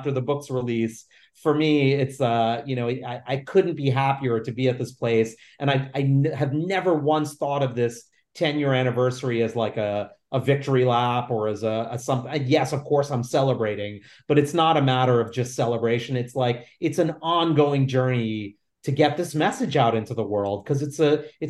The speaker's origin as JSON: {"language": "English", "town": "New York City", "region": "New York", "country": "United States", "tie": "born or raised there", "said": "I was considered a weirdo Indian kid growing up in the Lower East Side of New York City"}